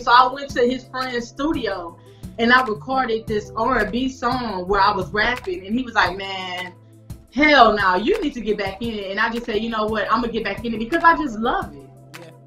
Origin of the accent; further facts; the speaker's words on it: Houston, Texas, United States; born and raised in Houston, Texas